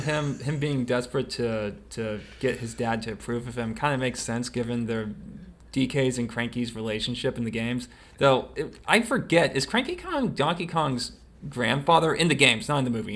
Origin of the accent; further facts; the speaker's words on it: the South, United States; we're from the South